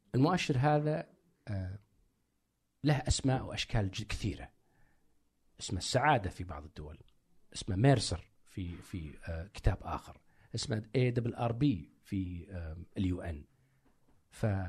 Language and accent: Arabic; Saudi Arabia; كسعودي كعربي